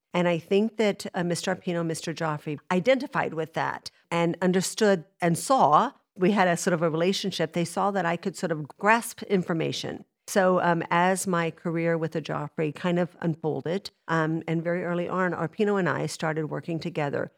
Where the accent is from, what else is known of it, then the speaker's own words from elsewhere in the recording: Dallas, Texas, United States; moved away; I'm from Dallas